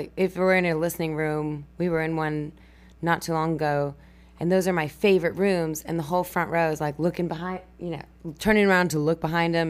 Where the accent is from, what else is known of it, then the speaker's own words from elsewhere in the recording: New Mexico, United States; moved away as an adult; now in Texas, United States; I'm from New Mexico